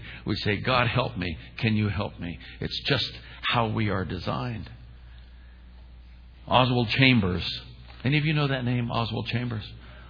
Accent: Oakland, California, United States; moved away as an adult; also born or lived in Alameda, California / Falls Church, Virginia; I'm a kid from East Oakland, California. I wasn't raised with money.

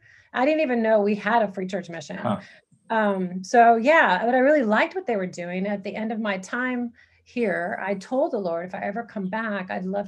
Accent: San Antonio, Texas, United States; moved away as an adult; now in Peru; I grew up in San Antonio, Texas.

